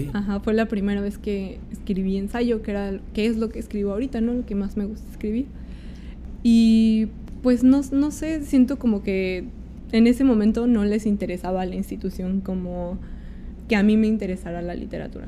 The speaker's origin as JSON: {"language": "Spanish", "region": "State of Mexico", "country": "Mexico", "moved": "as an adult", "lives_now": "Mexico City, Mexico", "said": "yo soy del Estado de México, entonces como llegué a vivir acá porque justo quería estudiar en la escuela de aquí"}